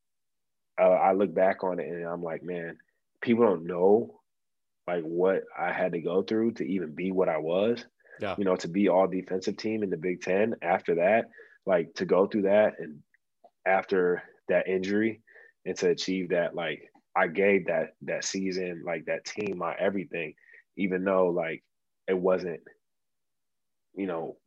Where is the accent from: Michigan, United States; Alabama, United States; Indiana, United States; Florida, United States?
Michigan, United States; Auburn Hills; it was at the Palace, you know, my hometown.